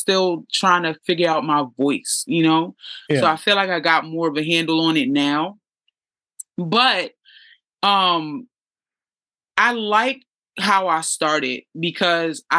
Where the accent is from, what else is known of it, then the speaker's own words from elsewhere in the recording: New York City, New York, United States; I grew up in the hood. I'm from East New York, Brooklyn